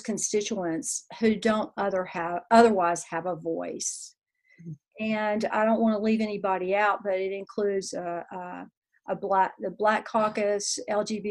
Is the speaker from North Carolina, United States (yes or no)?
yes; Greensboro, North Carolina, United States; moved away as an adult; also born or lived in Knoxville, Tennessee; now in Crossville, United States; I'm originally from Greensboro, North Carolina